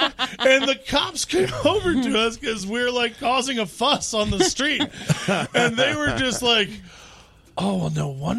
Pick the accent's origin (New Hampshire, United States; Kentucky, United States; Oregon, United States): Kentucky, United States; I'm from Kentucky.